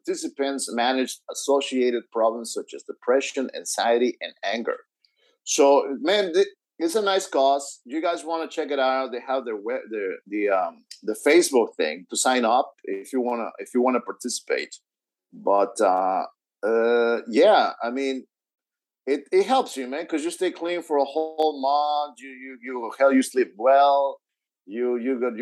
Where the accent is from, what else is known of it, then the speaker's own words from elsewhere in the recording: Houston, Texas, United States; My hometown of Houston